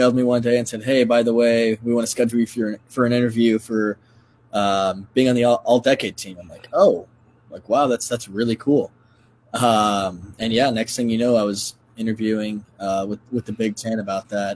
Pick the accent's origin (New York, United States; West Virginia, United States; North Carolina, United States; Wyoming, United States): North Carolina, United States; also born or lived in Texas; now in Iowa, United States; I'm from North Carolina. I lived in Texas, but Iowa's definitely home